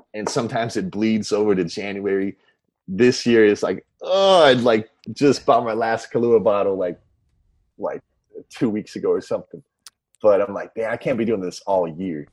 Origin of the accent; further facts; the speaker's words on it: Orange County, Southern California, United States; moved away as an adult; now in Los Angeles, United States; growing up in Orange County, uh, Southern